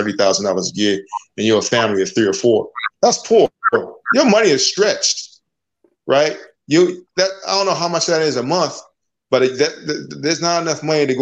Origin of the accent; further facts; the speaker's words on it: United States; also born or lived in Jamaica; I was born in Jamaica, but I grew up here. I came here when I was very young.